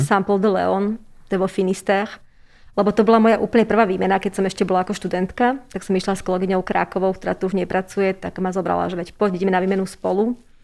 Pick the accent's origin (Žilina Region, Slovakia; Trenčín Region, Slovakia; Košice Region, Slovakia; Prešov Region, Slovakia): Trenčín Region, Slovakia; Trenčín; moved away as an adult; now in Bratislava, Slovakia; som Trenčianka